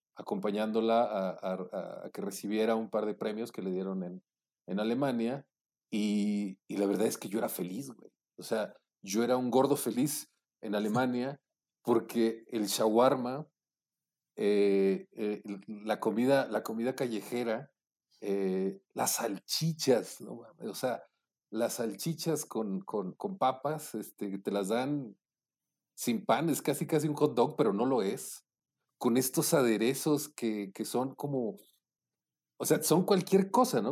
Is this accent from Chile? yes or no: no; Monclova, Coahuila, Mexico; also born or lived in Mexico City; now in Puebla, Mexico; cuando me fui del, de, de Monclova a, a la Ciudad de México